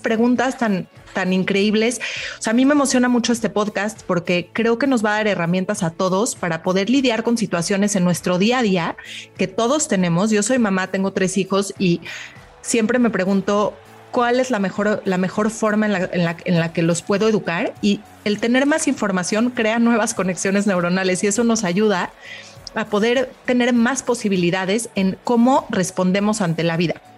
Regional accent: Mexico; yo como mexicana

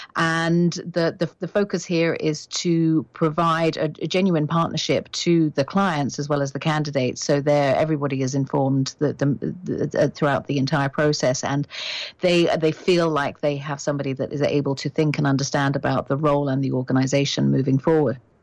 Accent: United Kingdom; moved away as an adult; now in Canada; I am British

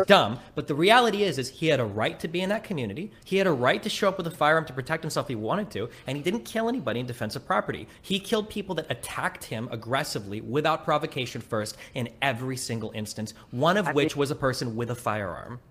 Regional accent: Nebraska, United States; I'm from Nebraska

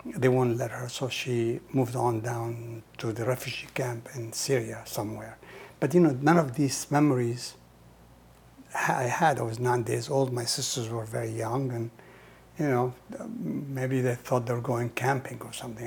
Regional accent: Nazareth, Israel; English is a second language; moved away as an adult; now in United States; I was born in Nazareth

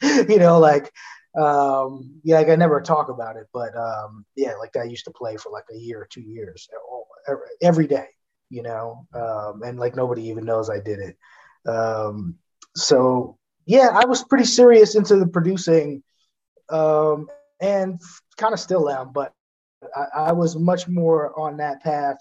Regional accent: New York City, New York, United States; moved away as an adult; now in New Jersey, United States; I'm from Staten Island

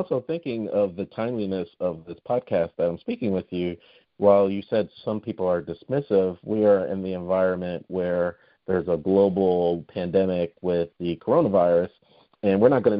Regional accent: United States

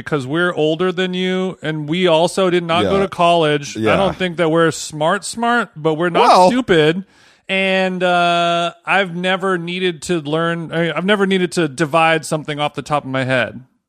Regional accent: California, United States; I'm from California.

